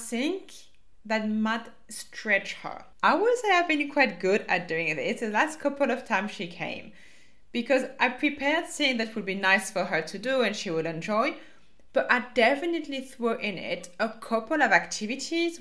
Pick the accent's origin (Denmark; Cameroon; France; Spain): France; accent: French; my French accent